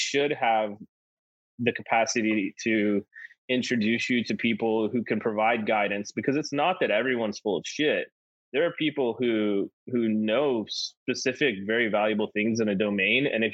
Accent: the South, United States; I'm from the South

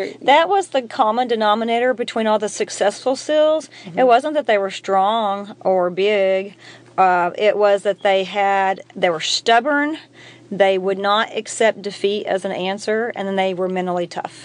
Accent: Arkansas, United States; we're from Arkansas

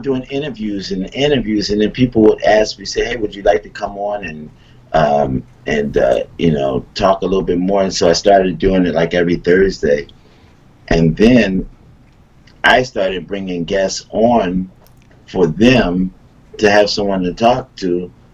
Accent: Philadelphia, Pennsylvania, United States; moved away; I'm from Philly

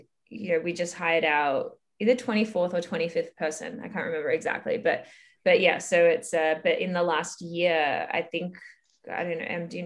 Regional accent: Melbourne, Victoria, Australia; moved away as an adult; now in Toronto, Canada; I'm originally from Melbourne, Australia, but now currently live in Toronto, Canada

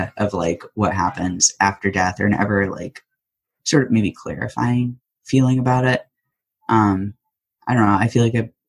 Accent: Storrs, Connecticut, United States; moved away as an adult; now in Chicago, United States; I'm originally from Storrs, Connecticut, but I lived my last 14 years of my life in Chicago

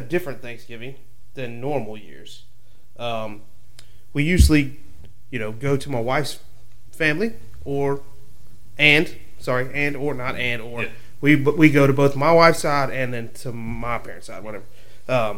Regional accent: South Carolina, United States; I'm from South Carolina

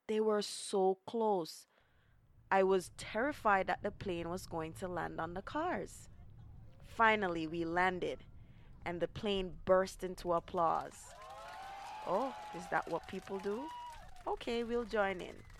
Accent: Jamaica; moved away; also born or lived in Brooklyn; I come from Jamaica

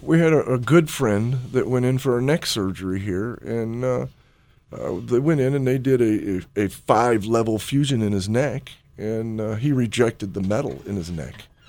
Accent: Chicago, Illinois, United States; moved away; back in Chicago back when I was growing up

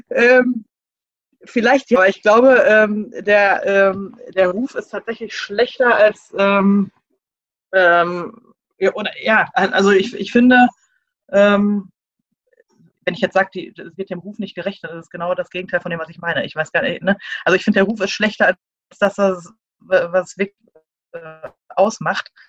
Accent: Bochum, North Rhine-Westphalia, Germany; Und ja, ich komme aus Bochum ursprünglich.

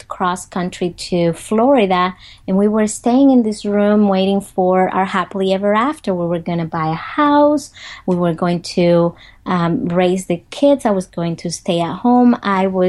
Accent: Dominican Republic; English is a second language; moved away as an adult; now in United States; I grew up in the Dominican Republic. I grew up in poverty

